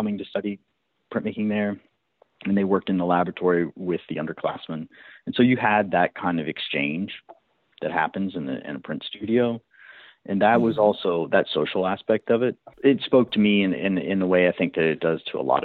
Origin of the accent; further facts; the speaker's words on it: West Virginia, United States; moved away as an adult; also born or lived in New York / Brooklyn; I'm originally from West Virginia. I spent the first 21 years living in West Virginia.